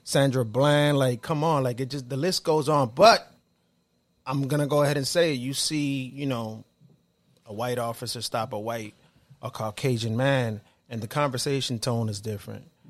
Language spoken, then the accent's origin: English; Dominican Republic; moved away; So we're all Dominican, right? We're all here from the Caribbean.